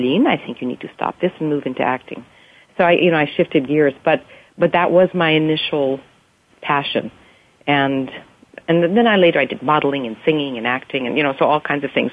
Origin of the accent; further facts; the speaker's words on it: Canada; moved away as an adult; also born or lived in Montreal, Quebec / Victoria, British Columbia / Europe; now in California, United States; I was born in Canada and grew up there, and my parents left during the revolution in Hungary and came to Canada in 1956 and settled in Montreal, and I was born there and grew up there. And then actually when I was like 9, we moved to Victoria, British Columbia